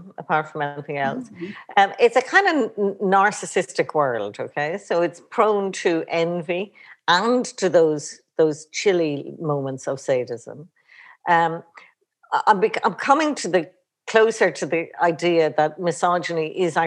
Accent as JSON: {"language": "English", "country": "Ireland"}